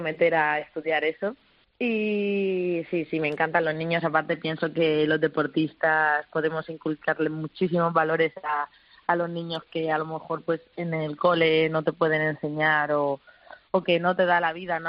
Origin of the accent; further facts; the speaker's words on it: Petrer, Valencian Community, Spain; moved away; somos un pueblo muy valiente, muy luchador siempre allá donde, donde nos ponemos los de Petre